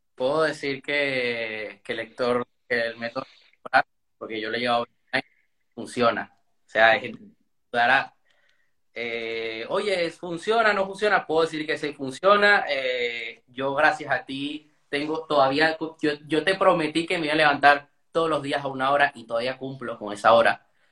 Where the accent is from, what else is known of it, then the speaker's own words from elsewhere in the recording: Panama; also born or lived in Venezuela; yo nací en Venezuela, pero viví en Panamá